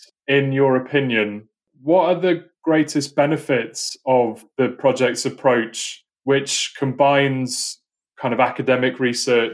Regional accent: Aberystwyth, Wales, United Kingdom; moved away as an adult; also born or lived in Ireland; I was born in Wales and grew up in Wales, on the west coast of Wales in Aberystwyth

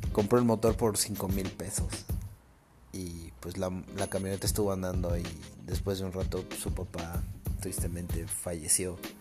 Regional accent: Cuernavaca, Morelos, Mexico; Yo soy de Cuernavaca.

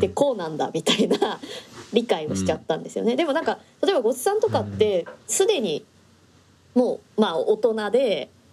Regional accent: Tokyo, Japan; 私私は今東京に暮らしてるので。うんだし東京生まれなんですけど

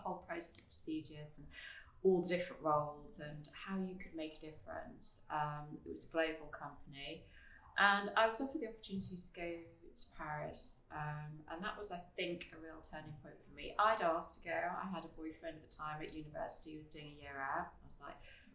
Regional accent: Manchester, North West England, United Kingdom; I grew up in Manchester, back when it wasn't quite the cool place it is today, sadly. But I did grow up in a very small village that everyone will probably know now called Didsbury

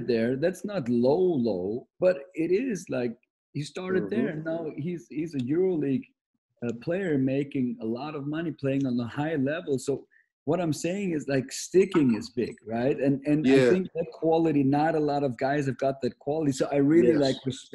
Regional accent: Germany; moved away as an adult; I'm Austrian and my mother is British, but I grew up in Germany, so I am from Germany.

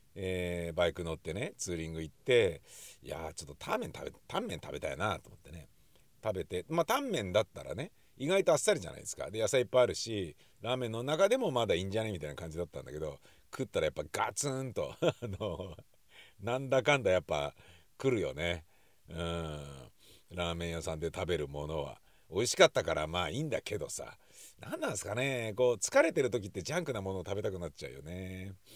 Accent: Nakano, Tokyo, Japan; 僕あの中野区大和町で生まれ育ったんですけど

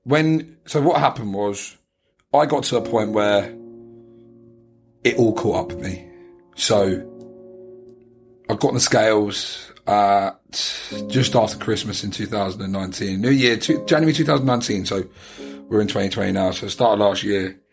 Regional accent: United Kingdom; moved away as an adult; now in Australia; being British

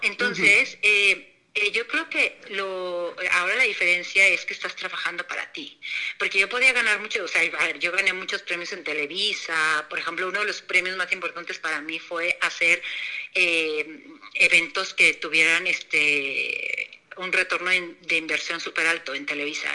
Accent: Torreón, Coahuila, Mexico; moved away as an adult; also born or lived in Mexico City; yo nací en Torreón

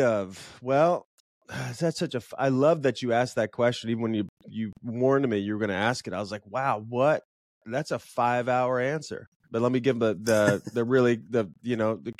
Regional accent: Illinois, United States; also born or lived in Chicago; So I grew up in Illinois and I moved to Chicago chasing a girl

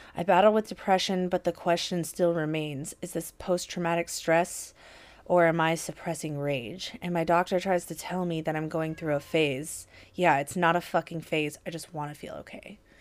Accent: Portland, Oregon, United States; I'm from Portland.

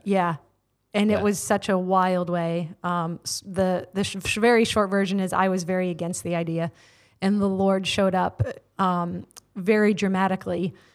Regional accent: United States; moved away as an adult; now in Tauranga, New Zealand; born and raised in the states

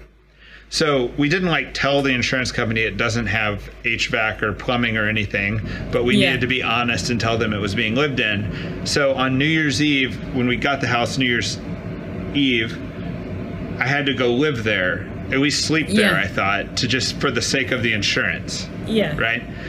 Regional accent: Dallas, Texas, United States; moved away; I'm from Dallas

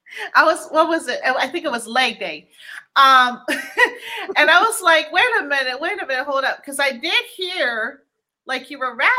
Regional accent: Guam; moved away; I'm originally from Guam

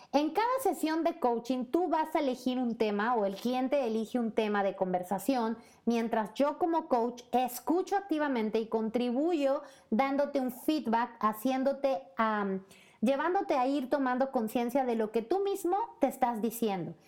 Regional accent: Puebla, Mexico; moved away as an adult; en México, en Puebla, mi ciudad natal, y por supuesto también como mexicana que se arriesgó, que se aventuró a vivir en otro país donde hay otro idioma

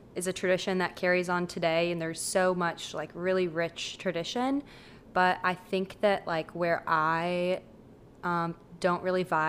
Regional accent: Midwest, United States; now in North Carolina, United States; I grew up in the Midwest

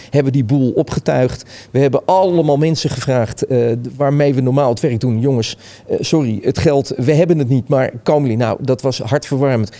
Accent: Hilversum, North Holland, Netherlands; moved away as an adult; also born or lived in Amsterdam / Utrecht; ik kom oorspronkelijk uit Hilversum.

